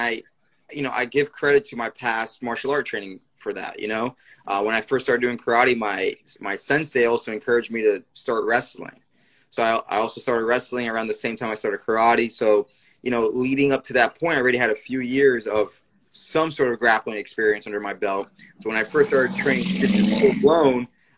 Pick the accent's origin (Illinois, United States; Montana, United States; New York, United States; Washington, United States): New York, United States; I'm born and raised in New York. My parents are from Puerto Rico.